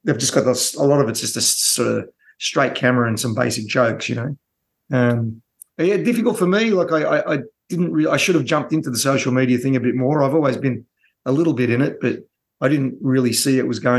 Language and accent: English; Australia; growing up in Australia